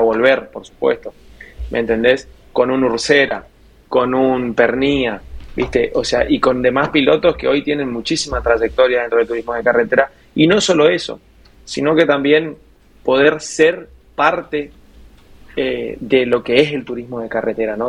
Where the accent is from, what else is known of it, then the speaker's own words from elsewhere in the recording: Puerto Iguazú, Misiones, Argentina; Yo soy oriundo de Puerto Iguazú, de las cataratas